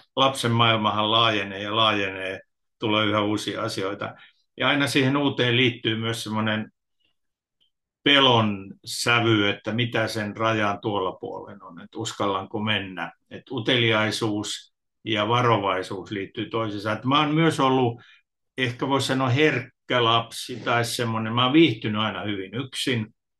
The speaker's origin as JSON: {"language": "Finnish", "town": "Tampere", "region": "Pirkanmaa", "country": "Finland", "said": "Mä oon kotoisin Tampereelta"}